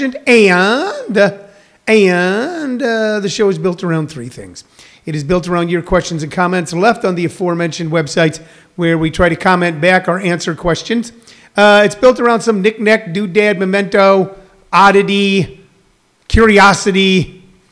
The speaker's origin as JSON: {"language": "English", "region": "Midwest", "country": "United States", "moved": "yes", "lives_now": "Arizona, United States", "said": "I'm from the Midwest"}